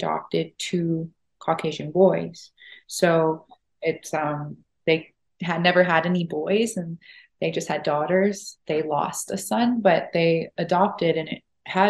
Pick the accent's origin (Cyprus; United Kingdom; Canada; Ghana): Canada; Saskatoon, Saskatchewan; also born or lived in Florida; I'm from Saskatoon